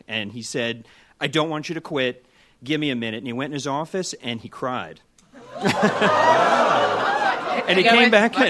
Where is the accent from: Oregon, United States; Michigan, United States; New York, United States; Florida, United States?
Florida, United States; Miami